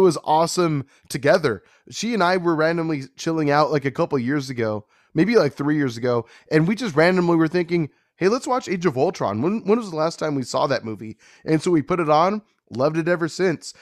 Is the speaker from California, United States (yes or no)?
yes; California, United States; I'm from California, born and raised